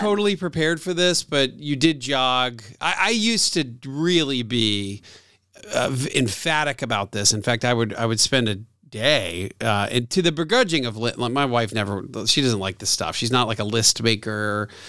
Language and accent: English; Atlanta, Georgia, United States; my hometown radio station that I also do radio on